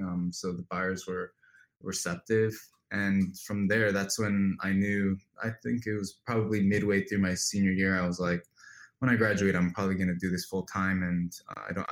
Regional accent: New Jersey, United States; I grew up in New Jersey drinking aloe smoothies for breakfast

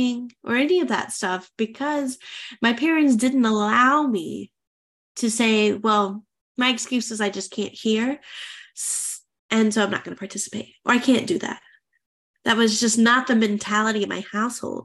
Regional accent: United States; moved away as an adult; I'm an American expat. I have an international relationship. My husband is French and I'm American

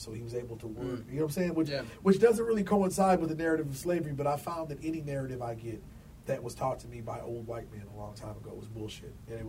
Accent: United States; I'm from America, and I know for a fact that I'm black first. I'm a black man before I'm anything else.

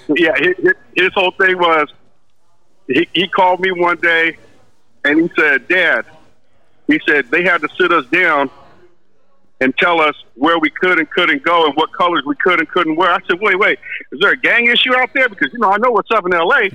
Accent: Los Angeles, California, United States; I'm from Venice

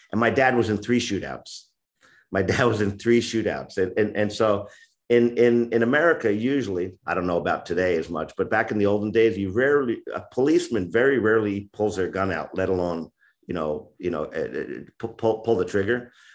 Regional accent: upstate New York, United States; also born or lived in Bronx, New York; that's where I'm from. Uh, when I was y, pretty young, I would say around six or seven, we moved upstate New York, rural area about ninety miles north of New York City

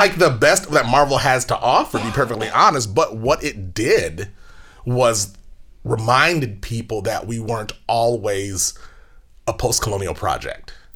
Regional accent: New York City, New York, United States; I'm Jamaican and Puerto Rican. So my this social context is completely different, but I grew up in Brooklyn in an African American context

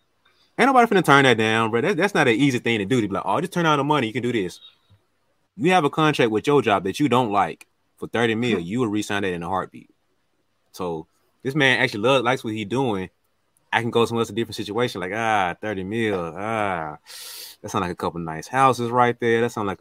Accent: the South, United States; It ain't too bad. I like the South. I'm from the South.

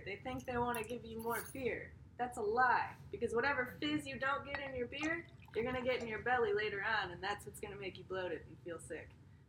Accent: United States; And we're American

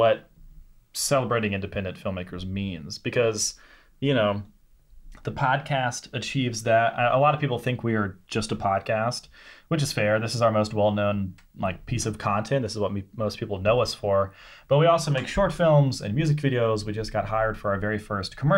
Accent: Senatobia, Mississippi, United States; I'm from Mississippi. We're in my hometown right now, Senatobia, which is just south of Memphis, Tennessee

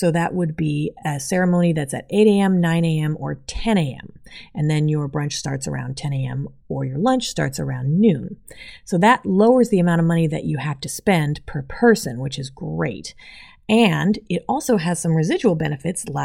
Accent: California, United States; we're from California, and about, I don't know, half of our family's from California

